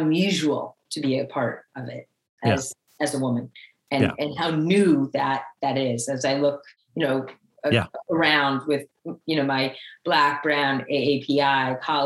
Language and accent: English; Holyoke, Massachusetts, United States; I'm this kid from Holyoke who went to Kirtland School and Lynch Middle School and Holyoke High